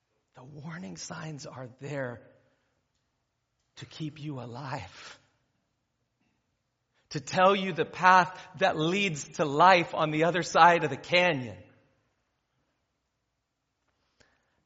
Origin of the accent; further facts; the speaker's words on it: Ventura County, California, United States; I grew up in Ventura County